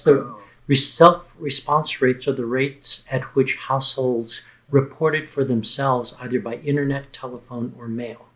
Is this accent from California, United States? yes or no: no; Texas, United States; the state of Texas, my home state.